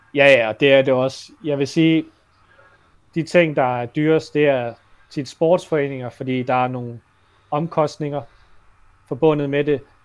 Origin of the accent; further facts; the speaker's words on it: Denmark; som dansker og har opvokset her